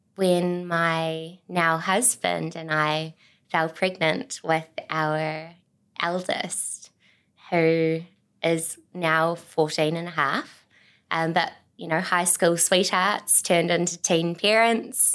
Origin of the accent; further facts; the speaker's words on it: Auckland, New Zealand; moved away as an adult; also born or lived in Tauranga; I grew up on the North Shore in Auckland